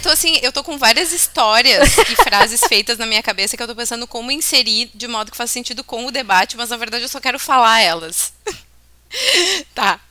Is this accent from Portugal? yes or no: no; Bento Gonçalves, Rio Grande do Sul, Brazil; E Santo Antônio ainda é padroeiro da minha cidade natal, né? Bento Gonçalves